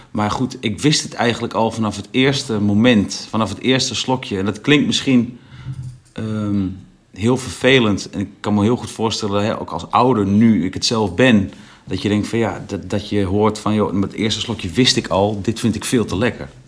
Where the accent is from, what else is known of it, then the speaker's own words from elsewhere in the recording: Overijssel, Netherlands; In, in Twente, waar ik vandaan kom, ik kom echt uit een boerendorp.